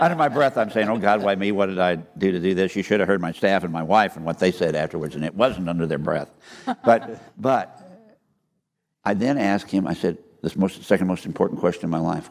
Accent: Iowa, United States; moved away; I was born and raised in Iowa.

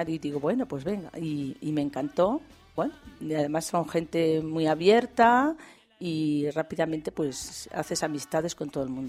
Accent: Aragon, Spain; moved away as an adult; now in Ávila, Spain; Pues yo no soy extremeña, yo soy aragonesa

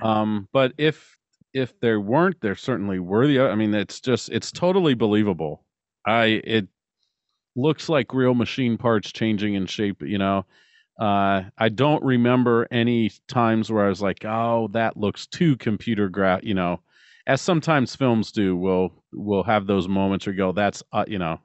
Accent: Ohio, United States; I'm from Ohio

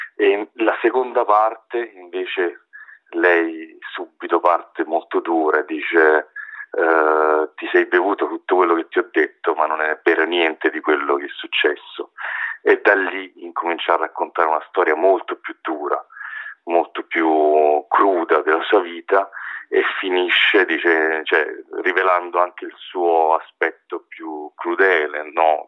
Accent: Naples, Campania, Italy; now in Rome, Italy; vivo da tanti anni eh, a Roma e diciamo che io chiaramente mh, sono cresciuto, crescendo a Napoli

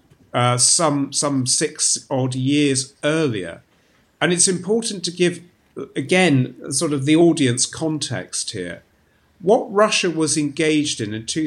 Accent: United Kingdom; as a British academic

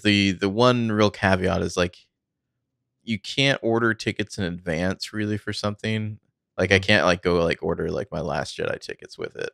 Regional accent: United States; I'm from America

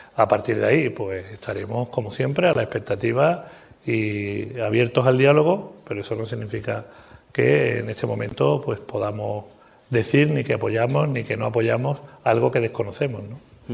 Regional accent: Sanlúcar de Barrameda, Andalusia, Spain; yo vengo hoy de Cádiz, de mi San Lucas de Barrameda

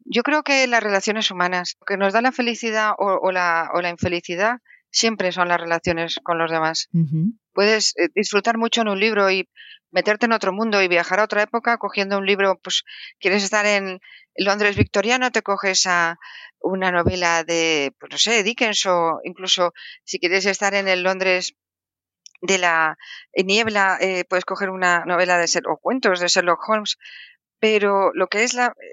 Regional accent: Valencian Community, Spain; en mi tierra, porque yo soy valenciana

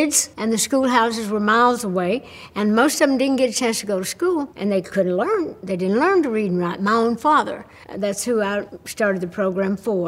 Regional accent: Tennessee, United States; the people in my home state of Tennessee and the way we grew up

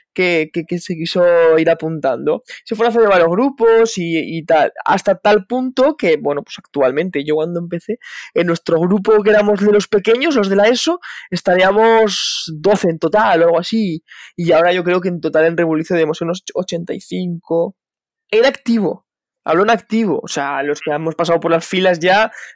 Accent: Huesca, Aragon, Spain; moved away as an adult; now in Madrid, Spain; soy de Huesca

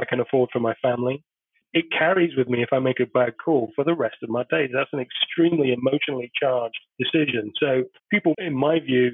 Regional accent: United Kingdom; moved away as an adult; also born or lived in United States; I've only been back in the UK for 5 months after 10 years in America. And I'm obviously British born.

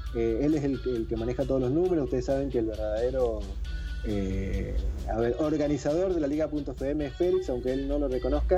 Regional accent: Mendoza, Argentina; Sebastián y yo somos de Mendoza, estamos a mil kilómetros de Buenos Aires

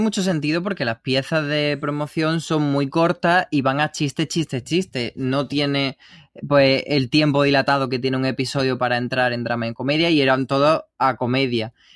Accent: Spain; los que somos de España

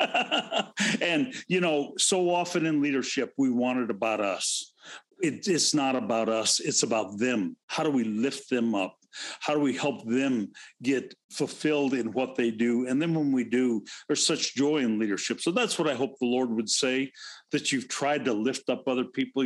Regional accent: Pacific Northwest, United States; I grew up in the Pacific Northwest

